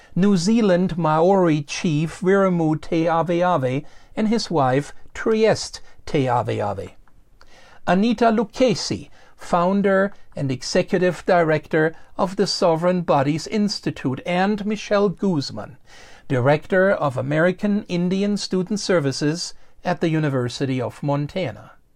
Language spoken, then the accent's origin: English; Germany; moved away as an adult; now in Missoula, United States; growing up in Germany